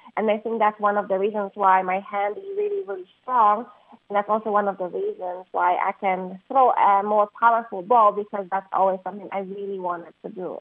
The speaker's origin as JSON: {"language": "English", "country": "Poland", "tie": "born or raised there", "moved": "as an adult", "said": "I was raised in Poland and I was there for 19 years of my life before I went to the university"}